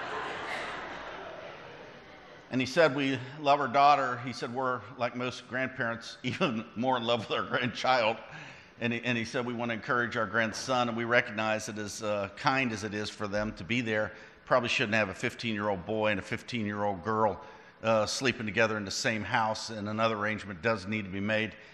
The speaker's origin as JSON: {"language": "English", "region": "West Virginia", "country": "United States", "said": "I'm from West Virginia, so most people are my cousins"}